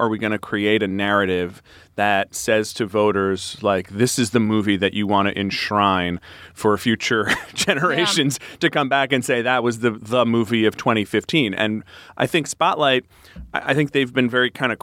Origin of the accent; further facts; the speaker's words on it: Northeast, United States; I'm like an Irish American from the Northeast who grew up Catholic and is in journalism.